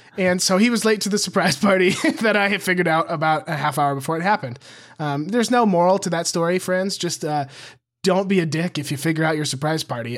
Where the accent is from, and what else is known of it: near Billings, Montana, United States; born or raised there